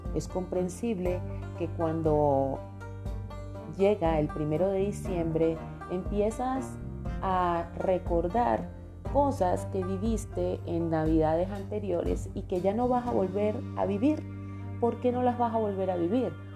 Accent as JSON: {"language": "Spanish", "country": "Venezuela", "tie": "born or raised there", "moved": "yes", "lives_now": "Colombia", "said": "yo nací en Colombia, pero desde los seis añitos nos mudamos a Venezuela"}